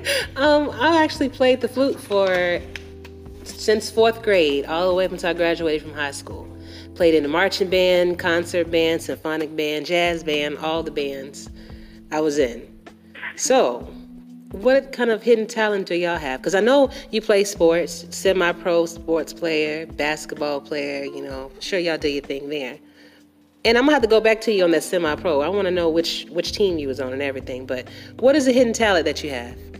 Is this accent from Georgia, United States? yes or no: yes; Atlanta, Georgia, United States; I'm actually from Atlanta. I'm, i live in Atlanta, Georgia, born and raised